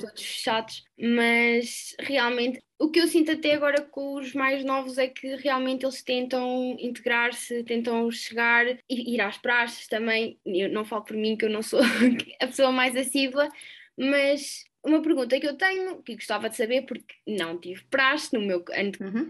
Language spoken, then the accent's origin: Portuguese; Aveiro, Centro, Portugal; also born or lived in Coimbra; eu sou de Aveiro